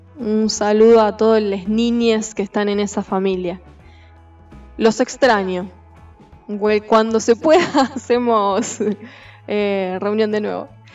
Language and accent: Spanish; Argentina; nuestra Argentina